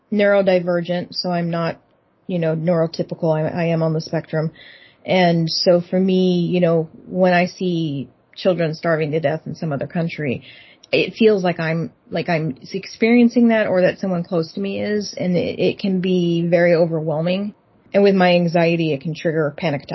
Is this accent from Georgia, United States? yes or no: no; Texas, United States; moved away as an adult; now in Seattle, United States; I grew up in the Bible Belt